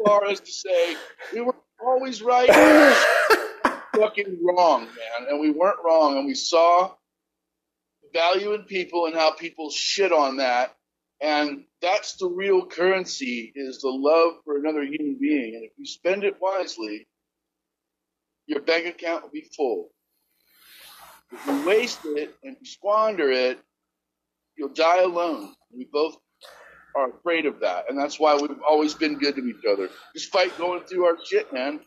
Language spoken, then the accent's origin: English; Akron, Ohio, United States; moved away as an adult; also born or lived in Barberton, Ohio / Wilmington, North Carolina; now in Charleston, United States; I'm from Kenmore